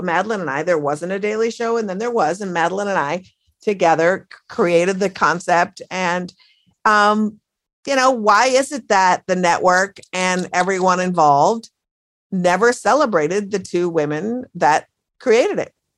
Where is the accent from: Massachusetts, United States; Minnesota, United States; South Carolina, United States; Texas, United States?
Minnesota, United States; Minneapolis; now in Brooklyn, United States; my hometown of Minneapolis